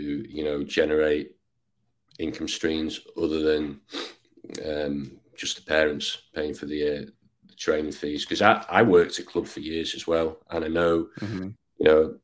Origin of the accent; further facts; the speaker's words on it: Ainsdale, North West England, United Kingdom; now in Texas, United States; I was born near Liverpool. I guess I grew up in a village called Ainsdale.